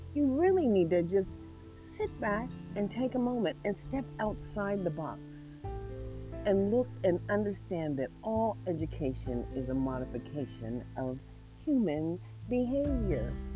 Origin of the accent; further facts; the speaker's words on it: Mississippi, United States; now in Nevada, United States; I am African American, born in Mississippi